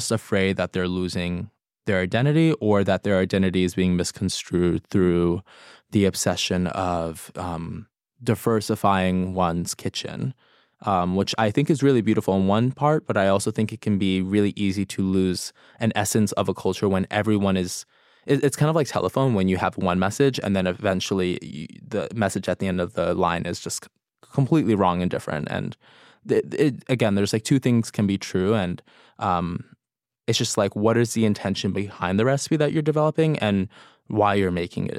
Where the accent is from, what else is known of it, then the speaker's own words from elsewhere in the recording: New York City, New York, United States; It's mostly inspired by my experience growing up in New York City and having access to other people's cultures through food, and also the essence of like chosen family.